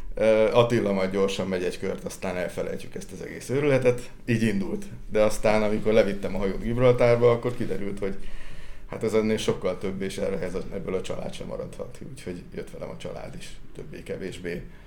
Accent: Sióagárd, Tolna, Hungary; Víz közelben születtem, és ugye siagárdi vagyok, tehát a kertünket két oldalról egy-egy folyó veszi, vagy csatorna veszi körül

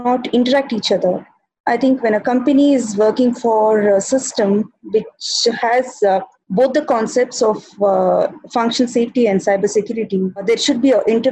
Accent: India; I'm from India.

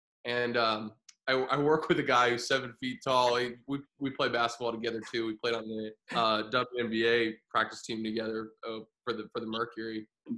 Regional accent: Springfield, Illinois, United States; also born or lived in Florida; So I grew up in Springfield, Illinois. I was born in Florida, kind of moved around a little bit, but I spent high school in Springfield.

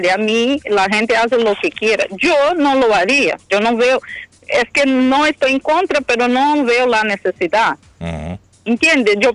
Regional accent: Brazil; moved away

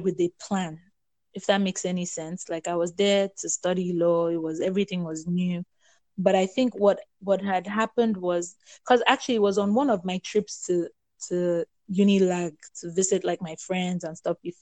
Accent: Nigeria; also born or lived in Lagos / Ibadan; I grew up in Lagos and Ibadan.

